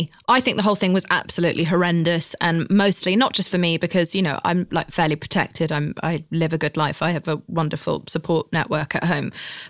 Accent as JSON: {"language": "English", "country": "United Kingdom", "said": "I'm British."}